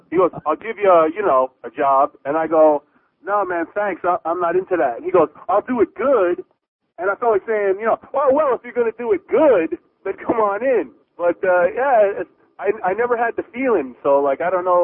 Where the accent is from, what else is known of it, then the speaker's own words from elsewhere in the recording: Fort Lauderdale, Florida, United States; when I was growing up in Fort Lauderdale